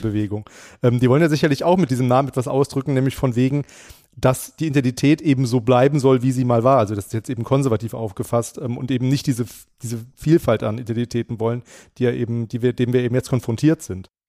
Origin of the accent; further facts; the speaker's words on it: Frankfurt, Hesse, Germany; wir Hessen